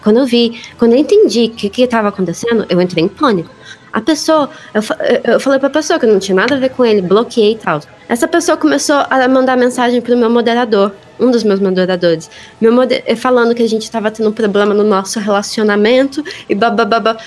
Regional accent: Brazil; eu sou brasileira

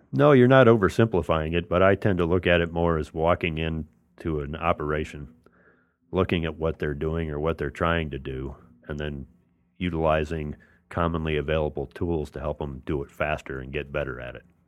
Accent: New Orleans, Louisiana, United States; I'm from New Orleans

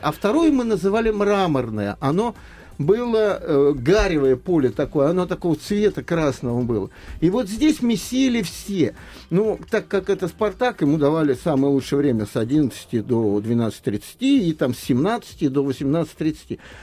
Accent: Moscow Oblast, Russia; moved away as an adult; now in Moscow, Russia; я застал мальчишка из Подмосковья, приезжал в те же Сокольники

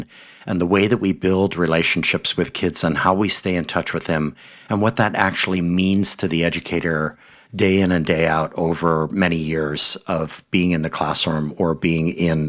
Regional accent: Hawaii, United States; my home state in Hawaii

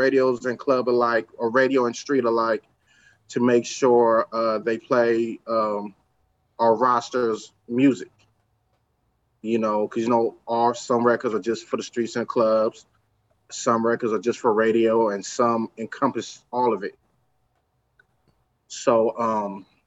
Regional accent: Los Angeles, California, United States; I come from the east side

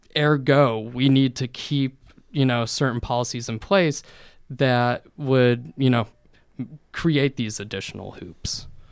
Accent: Bloomington, Indiana, United States; growing up in Bloomington

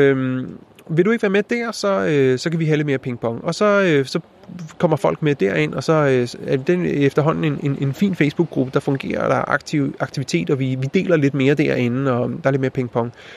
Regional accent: Denmark; som dansker

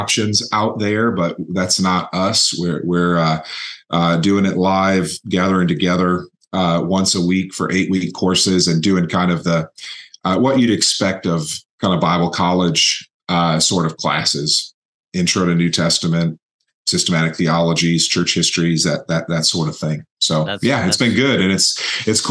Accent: Mansfield, Ohio, United States; also born or lived in Louisville, Kentucky; I'm from Mansfield, Ohio. It's where I am presently, where I grew up

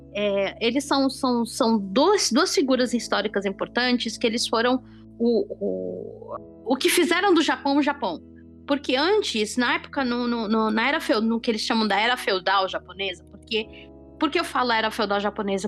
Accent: Brazil; nós, como pessoas que, que crescemos no Brasil

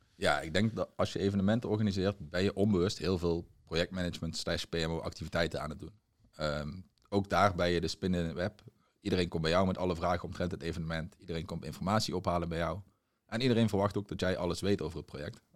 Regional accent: Limburg, Netherlands; moved away as an adult; also born or lived in Tilburg, North Brabant; oorspronkelijk afkomstig uit Limburg, maar ik ben verhuisd naar Brabant om een studie commerciële economie te volgen in Tilburg

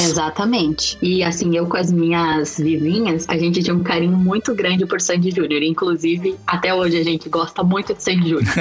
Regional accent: Curitiba, Paraná, Brazil; eu junto com as minhas vizinhas do prédio onde a gente morava em Curitiba, que eu sou curitibana

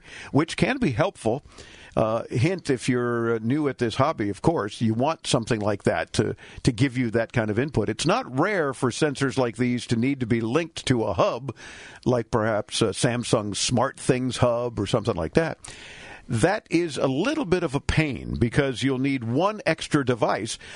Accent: Miami, Florida, United States; I'm born and raised in Miami

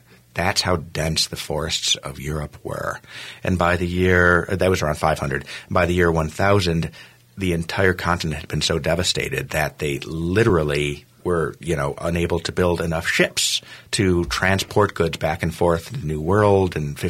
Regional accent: United States; I was the only American through there.

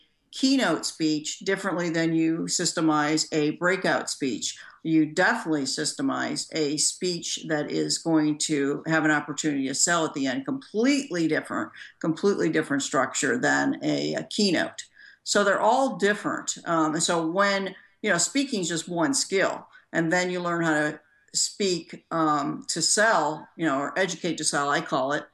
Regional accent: Gary, Indiana, United States; I'm from Gary, Indiana. That's a rough place to grow up.

